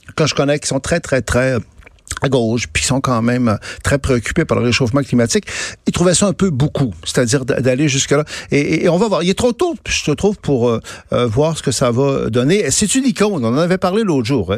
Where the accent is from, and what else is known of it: Canada